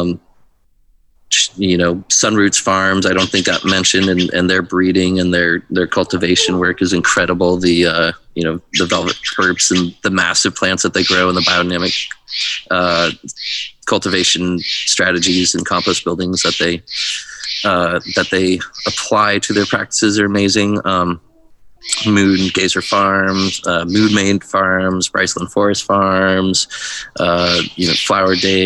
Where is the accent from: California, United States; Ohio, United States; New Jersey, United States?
California, United States; Santa Cruz; being California, Northern California based, growing up in Santa Cruz Hills